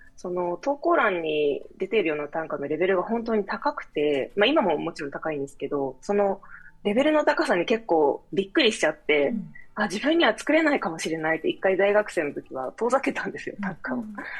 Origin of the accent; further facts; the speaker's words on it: Kochi, Japan; moved away as an adult; also born or lived in Tokyo; 地元に帰ってきて